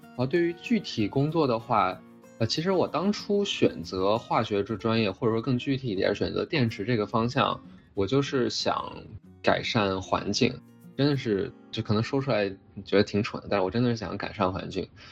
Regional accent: Shanghai, China; moved away as an adult; also born or lived in Beijing / Durham, North Carolina, United States; now in Cambridge, United States; 我是出生在北京，然后大部分教育都在上海初中、高中之类的。然后我高中的时候在，呃，美国待过一年，因为我爸当时是乌布莱特学者，我就在，当时我爸在学校是杜克，我就在那个附近的一个高中待了一年。然后后来，呃，高中再，再回到上海的格式中学去学

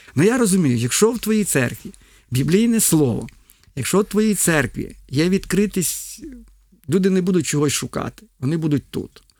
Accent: Ukraine

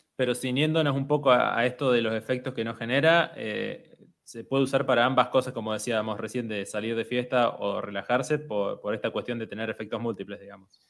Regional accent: Argentina

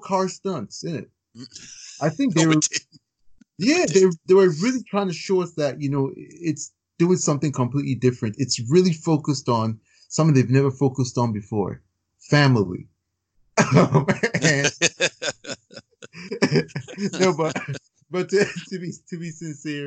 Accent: Chicago, Indiana, Midwest, United States; also born or lived in Virginia; I grew up in the Midwest, Chicago, Indiana

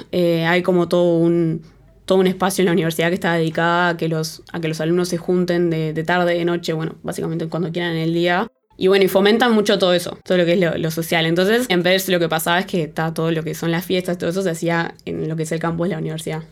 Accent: Uruguay; moved away as an adult; now in France; teniendo una vida bastante parecida a la que tenía en, en Uruguay, pero en otro lado

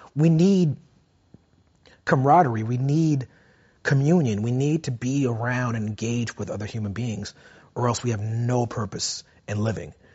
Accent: New York City, New York, United States; I grew up in Brooklyn

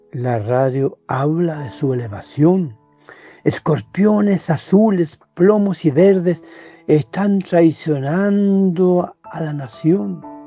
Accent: Chile; Yo soy chileno, vivo en Santiago de Chile

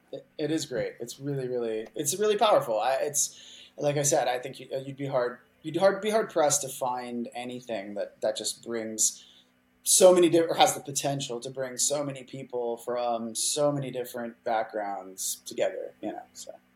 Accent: Houston, Texas, United States; also born or lived in Colorado; now in Seattle, United States; I grew up mostly in Texas, in Houston, Texas

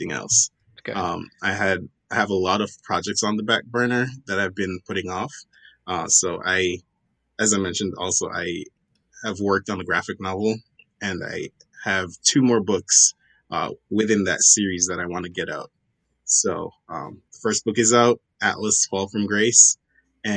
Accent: Jamaica; I am Jamaican. I was born and raised in Jamaica.

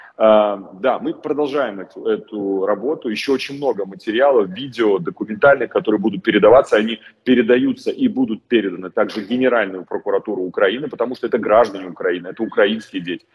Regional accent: Belarus; moved away; как просто белорус

